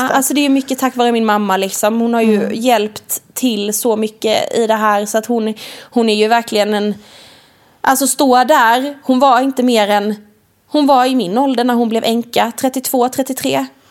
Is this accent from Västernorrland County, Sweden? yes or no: no; Värnamo, Jönköping County, Sweden; jag är uppvuxen i Värnamo från början, i ett radhus